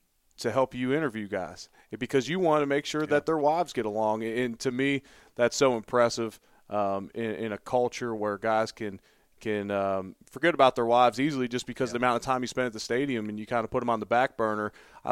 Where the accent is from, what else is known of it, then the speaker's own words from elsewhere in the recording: Louisville, Kentucky, United States; Well, when they know I'm from Louisville, these scouts want to know about Mekhi.